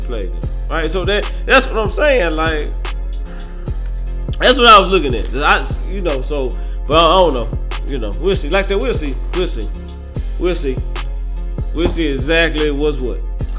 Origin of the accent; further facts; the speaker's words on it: Memphis, Tennessee, United States; I'm from Memphis.